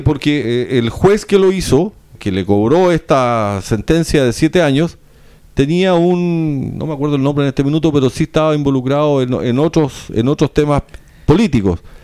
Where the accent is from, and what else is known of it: Chile